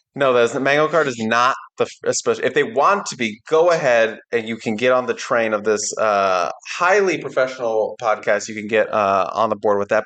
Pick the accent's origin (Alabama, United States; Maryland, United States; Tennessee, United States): Maryland, United States; Laurel; moved away; in my hometown